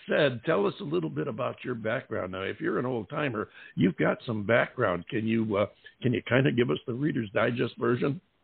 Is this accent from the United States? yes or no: yes; upstate New York, United States; I'm from upstate New York myself